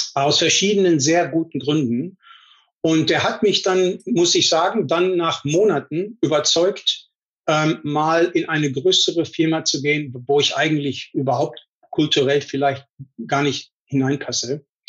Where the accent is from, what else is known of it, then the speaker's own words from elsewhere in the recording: North Rhine-Westphalia, Germany; moved away as an adult; also born or lived in Paderborn / Munich; now in Silicon Valley, United States; Also ich bin aufgewachsen in Deutschland, in Nordrhein-Westfalen äh, in einem wirklich kleinen Heimatdorf